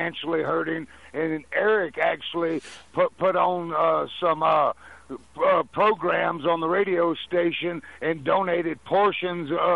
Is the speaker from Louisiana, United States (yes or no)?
yes; Louisiana, United States; I was born in Louisiana, the foot state